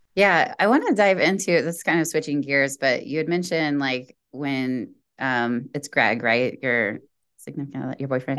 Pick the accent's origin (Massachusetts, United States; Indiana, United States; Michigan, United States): Indiana, United States; we're both from Indiana, Indiana Girls